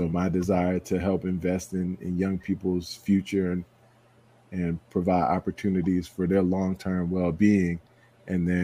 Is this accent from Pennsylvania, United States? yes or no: no; Roslyn, New York, United States; also born or lived in Hempstead, New York; I'm a New Yorker, born and raised on Long Island, what we call Strong Island. Was born in, lived in Hempstead up till 5 years old